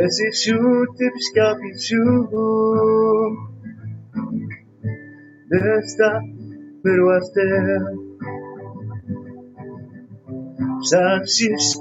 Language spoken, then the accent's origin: English; Innu community, Quebec, Canada; English is a second language; I'm from Innu community. Innu mean human being in my language